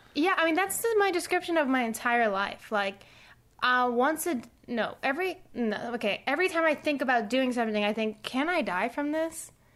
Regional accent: Puerto Rico; growing up in Puerto Rico

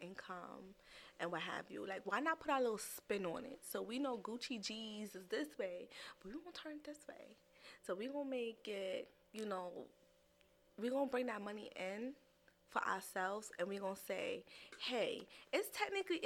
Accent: New York, United States; I'm a New Yorker.

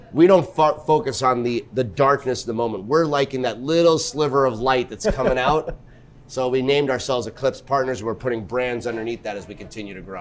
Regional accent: New York, United States; I'm a New Yorker at heart, born and raised.

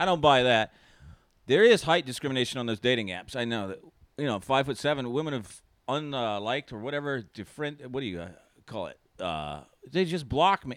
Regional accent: North Carolina, United States; moved away; I'm from North Carolina originally. Born and raised

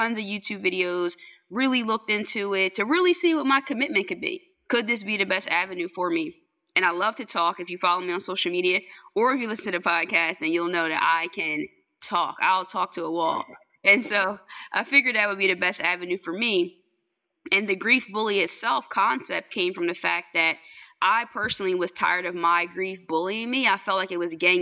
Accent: Longside, New Jersey, United States; I'm from Longside, New Jersey

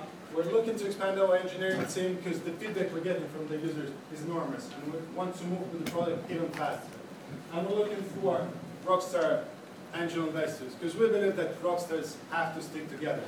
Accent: Latvia; moved away as an adult; now in London, United Kingdom; I'm from Latvia

